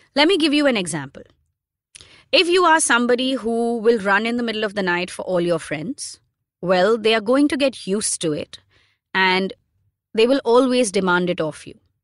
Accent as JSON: {"language": "English", "town": "Mumbai", "region": "Maharashtra", "country": "India", "tie": "born or raised there", "said": "someone who was born and brought up in Bombay in the nineties"}